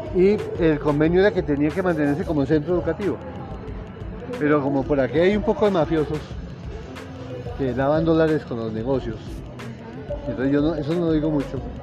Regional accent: Bogotá, Bogotá Capital District, Colombia; yo soy nacido acá en Usaquén

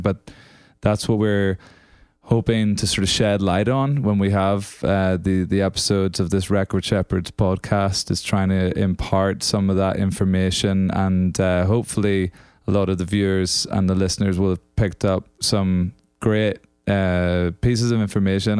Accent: Northern Ireland, United Kingdom; moved away; also born or lived in Scotland; so I'm from Northern Ireland originally, if you can't tell by this accent

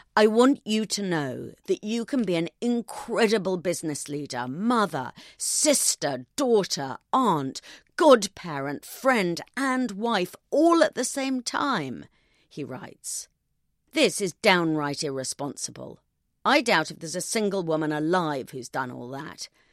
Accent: United Kingdom; I'm British

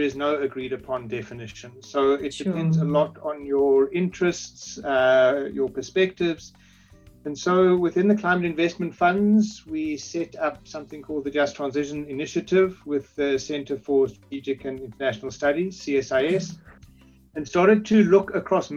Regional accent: South Africa; I am South African and work from South Africa

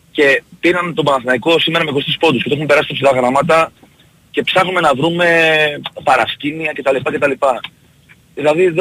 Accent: Greece; Σαν Έλληνες δηλαδή είναι το άθλημα το, της, ε, χώρας μας.

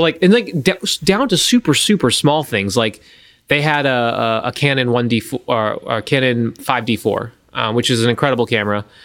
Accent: Gulf Coast, United States; I grew up on the Gulf

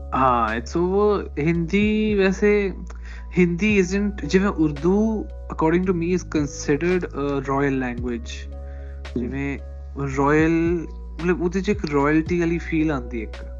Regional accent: Malwa, Punjab, India; accent: Malwai; ਮੇਰੀ ਬੋਲੀ ਜਿਹੜੀ that's you know totally Malwai

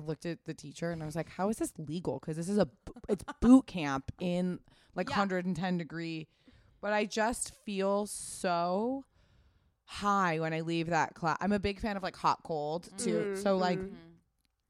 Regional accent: Pasadena, California, United States; I grew up in Pasadena

